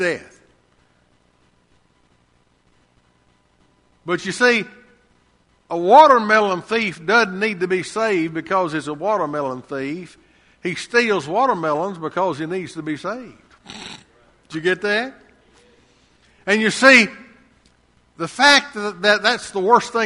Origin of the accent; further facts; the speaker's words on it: Lacey Springs, United States; I was 12, almost 13 years old, growing up in Lacey Springs